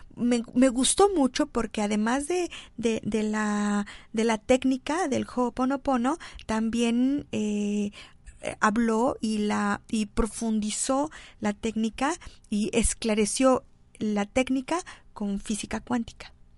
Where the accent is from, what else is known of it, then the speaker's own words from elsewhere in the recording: Xalapa, Veracruz, Mexico; soy de Jalapa